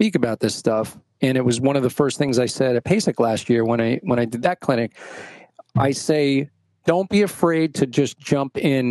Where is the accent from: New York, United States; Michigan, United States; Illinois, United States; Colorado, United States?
New York, United States; New York City; I grew up in Brooklyn playing, in school band